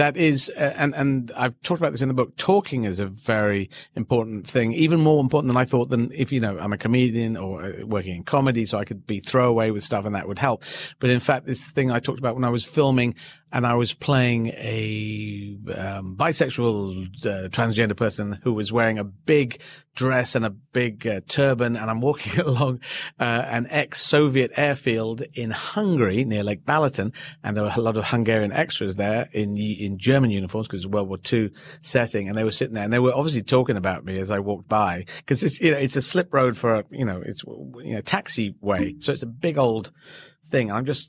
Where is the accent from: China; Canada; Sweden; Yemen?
Yemen; born there; and I was born in Yemen as well, Arabic country.